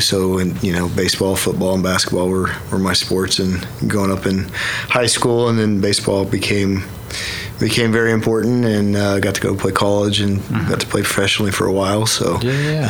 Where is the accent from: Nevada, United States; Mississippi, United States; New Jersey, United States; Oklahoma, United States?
Oklahoma, United States; Yukon; born and raised uh, Yukon, Oklahoma it was my home for forever